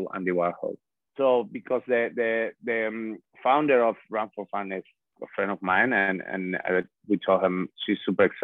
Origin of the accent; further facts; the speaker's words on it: Spain; English is a second language; moved away as an adult; now in New York, United States; I'm born by the sea in a very warm country